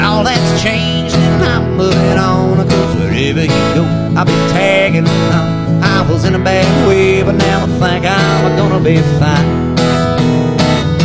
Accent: Amarillo, Texas, United States; I was born in Amarillo, Texas

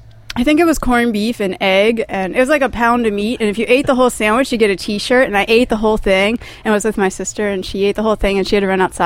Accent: Pittsburgh, Pennsylvania, United States; I'm from Pittsburgh.

